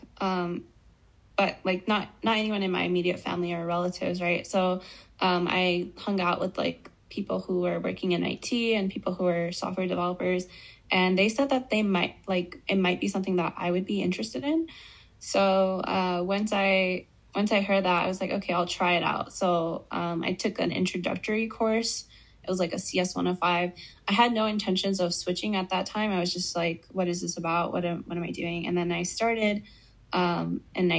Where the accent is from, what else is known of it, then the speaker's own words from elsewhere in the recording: Albuquerque, New Mexico, United States; where I grew up in Albuquerque, New Mexico.